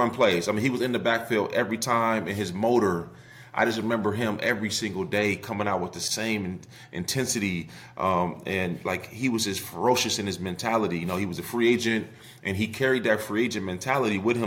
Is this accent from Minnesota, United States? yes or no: yes; Minnesota, United States; I grew up in Minnesota